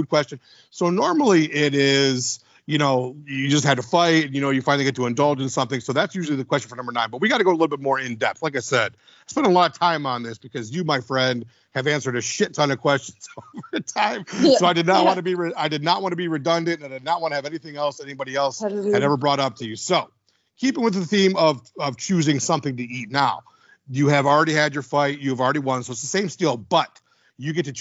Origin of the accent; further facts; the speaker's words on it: Midwest, United States; I'm a Midwesterner